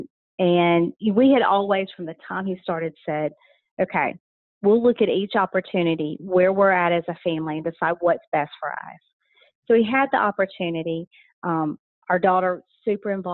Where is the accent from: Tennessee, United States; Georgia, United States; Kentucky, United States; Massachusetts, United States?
Georgia, United States; Rome; also born or lived in North Carolina; we came to Rome, which was home for both my mom and my dad. And so I grew up here